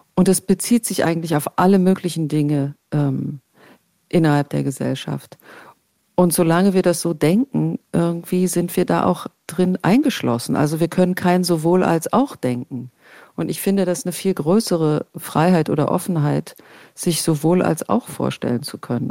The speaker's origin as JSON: {"language": "German", "region": "East Germany", "country": "Germany", "tie": "born or raised there", "said": "ich bin im Osten aufgewachsen"}